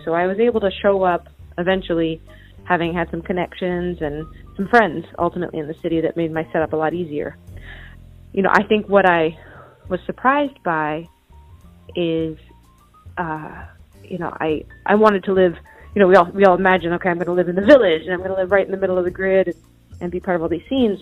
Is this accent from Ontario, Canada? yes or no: no; Chilliwack, British Columbia, Canada; I grew up in uh, British Columbia, Canada, uh, about 90 miles east of Vancouver, so way on the west coast, and it's from in a town called Chilliwack